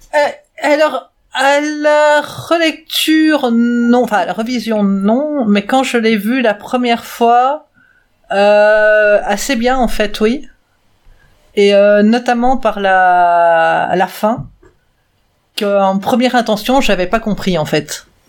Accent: Belgium; je suis belge aussi

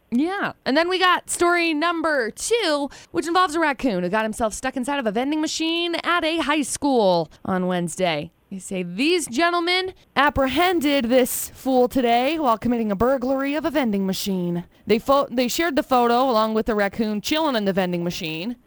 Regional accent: Brigham City, Utah, United States; I was growing up in Brigham City

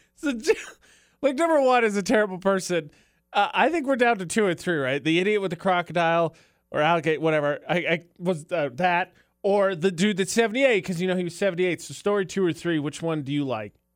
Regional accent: Indiana, United States; moved away; my home state of Indiana

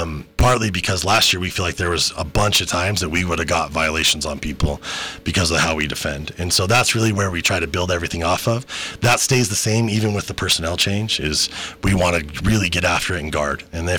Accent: Salt Lake City, Utah, United States; I grew up in Salt Lake

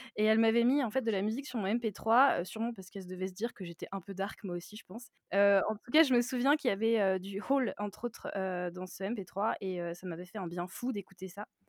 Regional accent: Nantes, Pays de la Loire, France; j'ai 29 ans, je suis de Nantes

